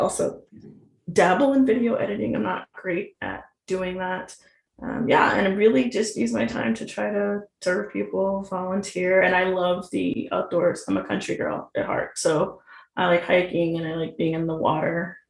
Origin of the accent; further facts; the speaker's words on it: southeast of Richmond, Southern Virginia, United States; I was raised in Virginia, about 25 minutes southeast of Richmond, which is the capital, so Southern Virginia